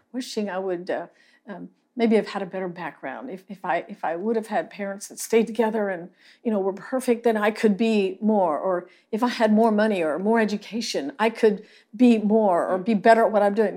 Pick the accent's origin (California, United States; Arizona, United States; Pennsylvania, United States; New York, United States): Pennsylvania, United States; Lancaster County; now in Salado, Texas, United States; I grew up in Lancaster County, Pennsylvania